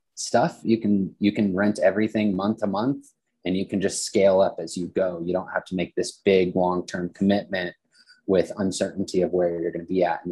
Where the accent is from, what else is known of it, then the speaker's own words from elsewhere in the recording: Western Slope, Colorado, United States; I grew up on the Western Slope